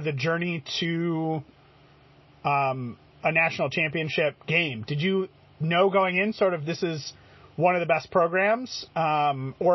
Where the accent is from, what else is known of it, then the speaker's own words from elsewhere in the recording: Connecticut, United States; I grew up in Connecticut